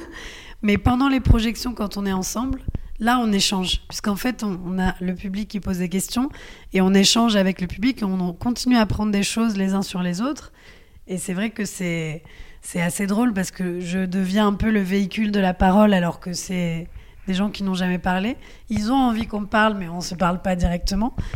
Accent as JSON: {"language": "French", "country": "France", "tie": "born or raised there", "said": "si je suis née en France, c'est parce que mes grands-parents sont venus à un certain moment"}